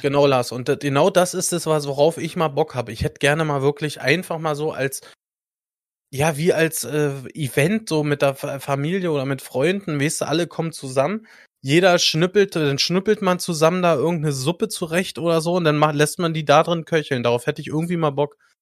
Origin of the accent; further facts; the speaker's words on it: Germany; Bei uns in Deutschland